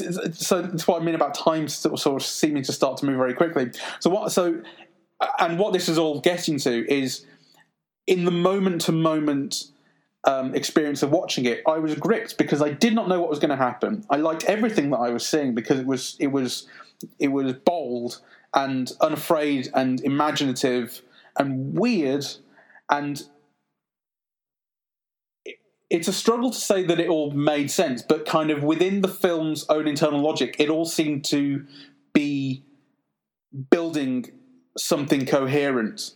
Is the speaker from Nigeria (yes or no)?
no; United Kingdom; as a British person